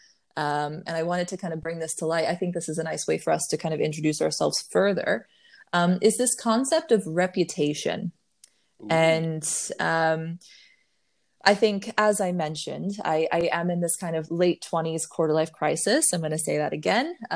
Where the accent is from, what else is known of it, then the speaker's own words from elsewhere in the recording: Waynesfield, Ohio, United States; moved away as an adult; also born or lived in Dayton, Ohio / Nashville, Tennessee; What was Waynesfield, Ohio, less than 1,000 people in that small town, super tiny. So I grew up there till I was 14